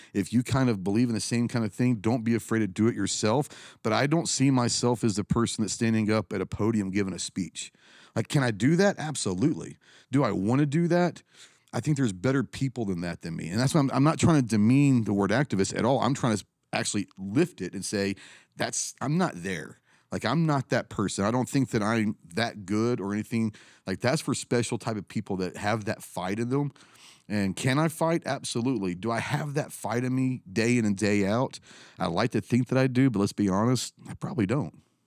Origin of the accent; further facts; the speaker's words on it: Plano, Texas, United States; I grew up in Plano, Texas, a little suburbia outside of Dallas